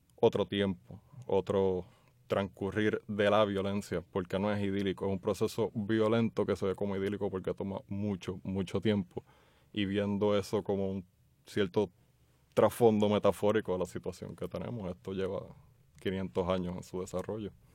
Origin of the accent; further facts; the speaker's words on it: San Juan, Puerto Rico; also born or lived in Jayuya; Yo nací en Santurce y me he criado acá en el área metropolitana